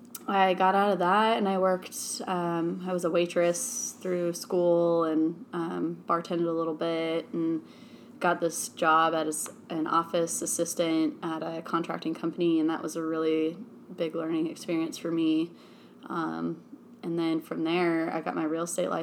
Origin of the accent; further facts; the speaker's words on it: Creswell, Oregon, United States; also born or lived in Eugene, Oregon; I also grew up in Oregon as well. I grew up in Crestwell, which is not far from here